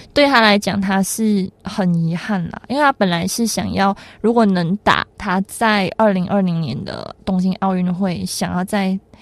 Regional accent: Malaysia; 我们马来西亚人

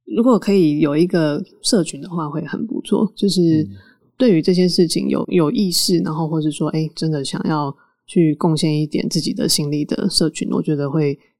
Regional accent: Taiwan; 我从台湾来的

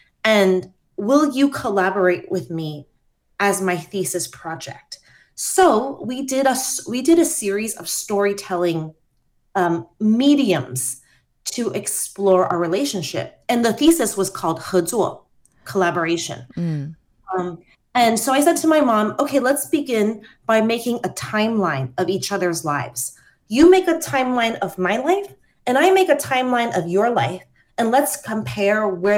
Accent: Taiwan; my friends growing up in Taiwan and my friends that have grown up abroad

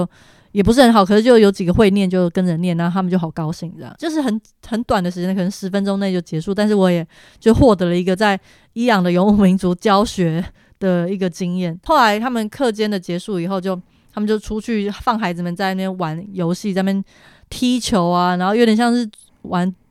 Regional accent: Taiwan; 但是我是台湾人哎，

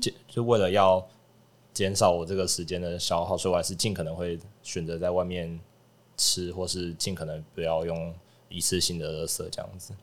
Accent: Hualien County, Taiwan; moved away as an adult; also born or lived in Taichung; 我是花莲人，但是我从，从小都住在花莲，不过就是大学几乎都是在台中读书这样子

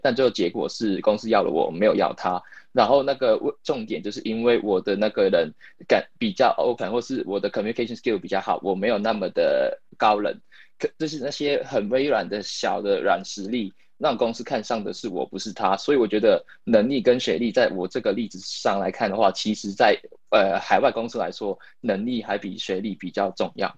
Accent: Hong Kong; moved away as an adult; now in United Kingdom; 我是香港人，然后我，然后我在英国这边读了四年大学，然后现在在一家英国的世界五百强公司，呃，在开始我的工作

